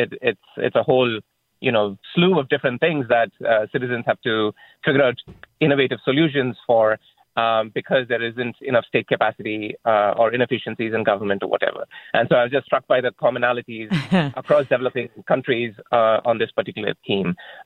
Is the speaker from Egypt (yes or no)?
no; India; now in San Francisco, United States; I'm a native of India